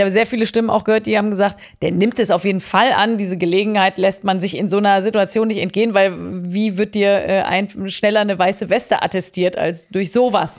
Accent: Cologne, North Rhine-Westphalia, Germany; ich bin in Köln aufgewachsen

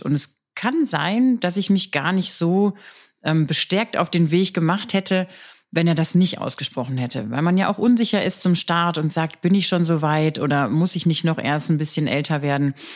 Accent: Ruhr area, North Rhine-Westphalia, Germany; moved away as an adult; now in Stuttgart, Germany; Wir sind äh, aus dem Ruhrgebiet

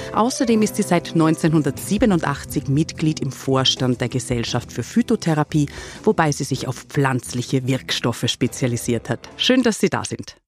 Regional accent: Austria; bei uns in Österreich

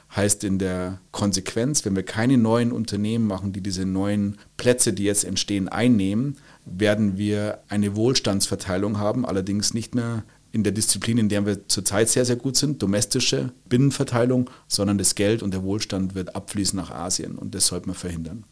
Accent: Bavaria, Germany; moved away as an adult; now in Switzerland; Ich bin gebürtiger Bayer, der jetzt ein gewisses Exil in der Schweiz gefunden hat, aber im Herzen bin ich und bleibe ich Bayer.

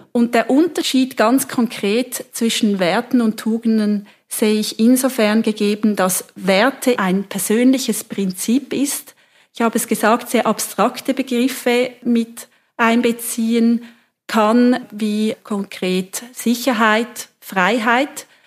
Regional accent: Switzerland; wir in der Schweiz

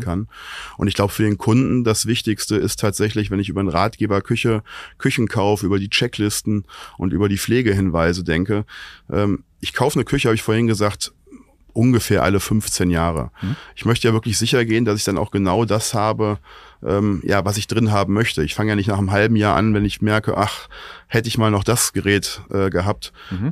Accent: Oberbergisches Land, North Rhine-Westphalia, Germany; now in Cologne, Germany; Ich komme aus dem Oberbergischen.

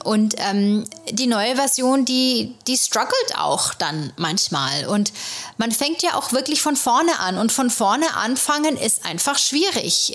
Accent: Germany; moved away as an adult; now in New York, United States; ich als äh, Deutsche hier

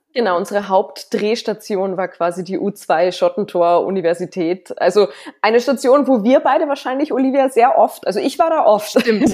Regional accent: Salzburg, Austria; ich als Salzburgerin

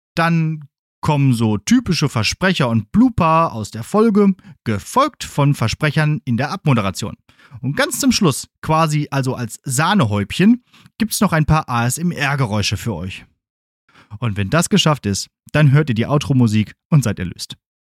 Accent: Ruhr area, North Rhine-Westphalia, Germany; moved away as an adult; now in Münster, Germany; meiner 80 Kilometer entfernten alten Heimat im Ruhrgebiet

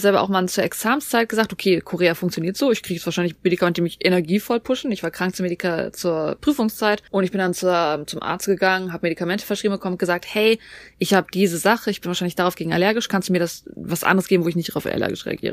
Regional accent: Germany; wir in Deutschland

